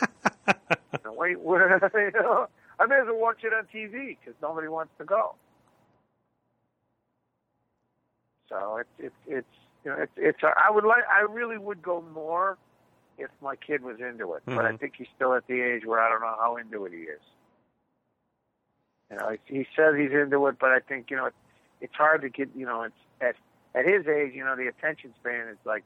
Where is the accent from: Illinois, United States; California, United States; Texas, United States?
Illinois, United States; Chicago; I grew up on the North Side and I grew up with the National League is what it was